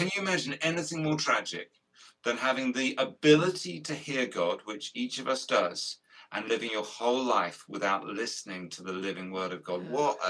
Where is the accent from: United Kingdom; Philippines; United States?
United Kingdom; Guildford, Isle of Wight, South East England; also born or lived in Portsmouth; We're on the South Coast. We combine, you know, Sammy and I live half our lives on a riverboat. On a riverboat. Yeah, I read that. Yeah, in Guildford, just outside London. And then the other half on this island called the Isle of Wight. And it's just off the south coast of England.